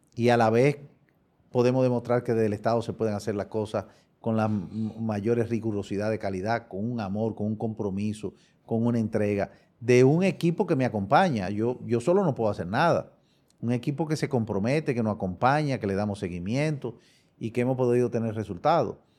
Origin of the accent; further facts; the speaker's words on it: Dominican Republic; Somos dominicanos todos.